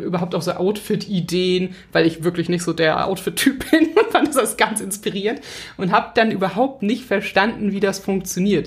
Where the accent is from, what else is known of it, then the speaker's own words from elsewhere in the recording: Hamburg, Germany; ich bin Hamburgerin